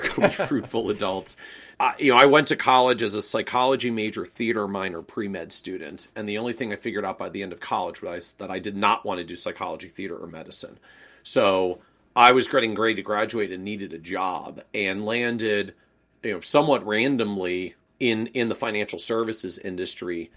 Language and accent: English; Washington, District of Columbia, United States; moved away as an adult; also born or lived in New England; I was born and raised in the Washington, D.C. area